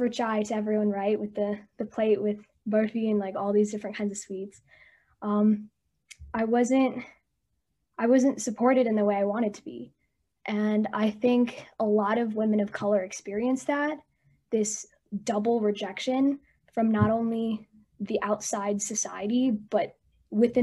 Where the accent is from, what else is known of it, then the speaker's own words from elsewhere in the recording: United States; My parents immigrated to America from India around the early 2000s. So I grew up here in the States. I grew up in a very small white town